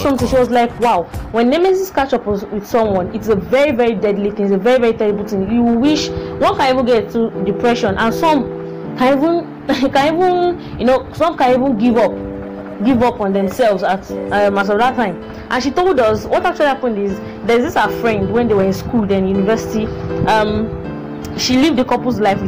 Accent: Osun, Nigeria; I'm from Osun State

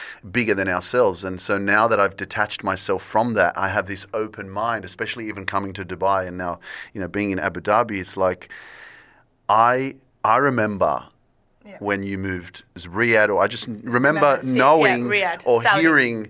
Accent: Australia; I'm Polish, but I was born in Australia

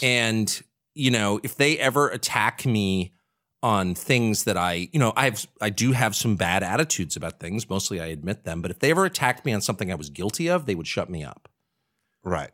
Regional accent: Washington, District of Columbia, United States; I'm from Washington. You know, I spent my whole life in Washington

